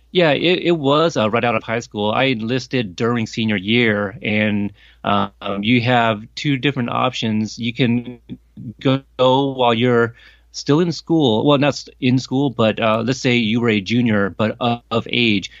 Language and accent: English; Portland, Oregon, United States; also born or lived in Corpus Christi, Texas; I have spent the next three decades growing up in Portland, Oregon